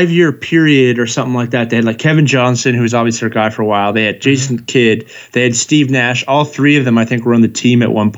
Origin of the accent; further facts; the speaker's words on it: Canada; also born or lived in Calgary, Alberta; I'm also Canadian